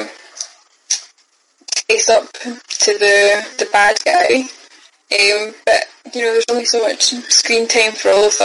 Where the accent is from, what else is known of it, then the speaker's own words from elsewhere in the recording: Scotland, United Kingdom; I'm Scottish.